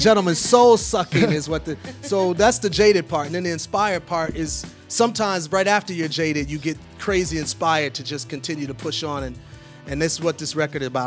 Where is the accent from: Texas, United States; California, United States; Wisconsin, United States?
Wisconsin, United States; Milwaukee; now in Atlanta, United States; I'm from Milwaukee initially, yeah. though, so I've been in Atlanta ever since '87